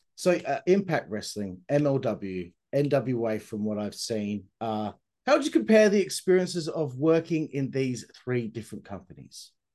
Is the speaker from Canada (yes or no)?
no; Australia; I'm Australian. We're terrible at, at uh, pronouncing anything.